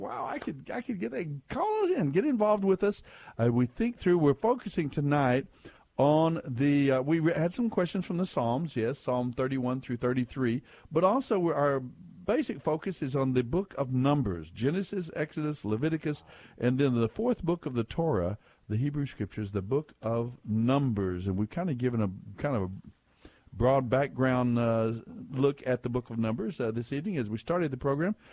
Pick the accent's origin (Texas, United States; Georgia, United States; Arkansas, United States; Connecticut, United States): Arkansas, United States; from Arkansas.